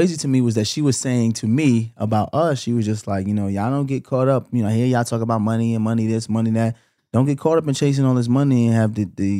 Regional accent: Brooklyn, New York, United States; I know I'm from Brooklyn.

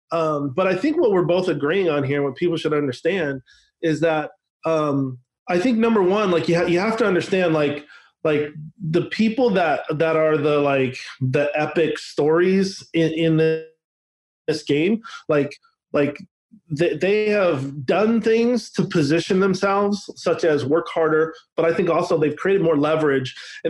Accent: Northwest, United States; Yeah, but like I grew up in the Northwest, so I grew up like literally watching the Bill Gates story unfold.

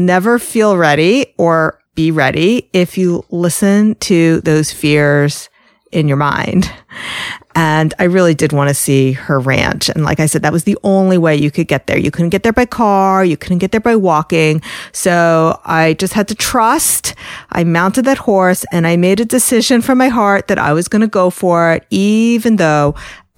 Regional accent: New York, United States; I'm from New York.

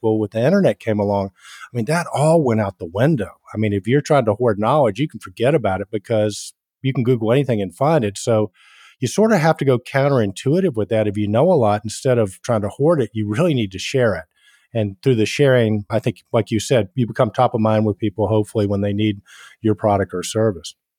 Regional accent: Atlanta, Georgia, United States; accent: Southern; I'm born and raised in Atlanta, Georgia.

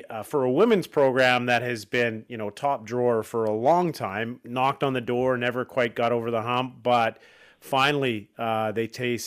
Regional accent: Vancouver, British Columbia, Canada; as a young lad growing up in Vancouver

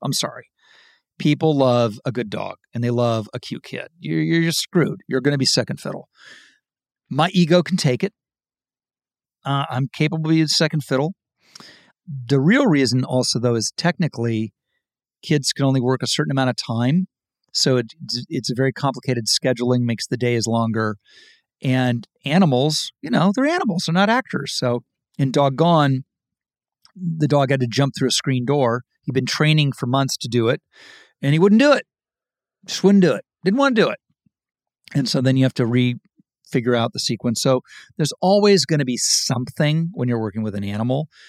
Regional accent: Ohio, United States; I grew up in Ohio and there was the Ohio State Fair

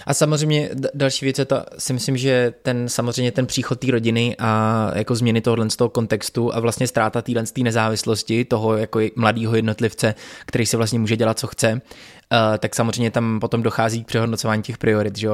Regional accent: Tábor, South Bohemian Region, Czechia; moved away; tábor, to je město, odkud pocházím

